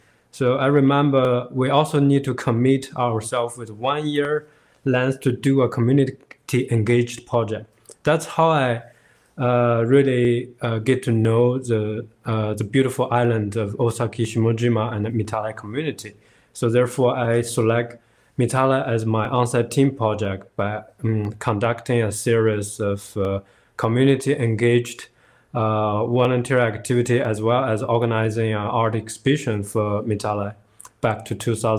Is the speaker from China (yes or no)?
yes; China; moved away as an adult; also born or lived in Shanghai; now in Higashi Hiroshima, Japan; I'm from China. Back to 10 years ago, I was working in Shanghai for 7 years.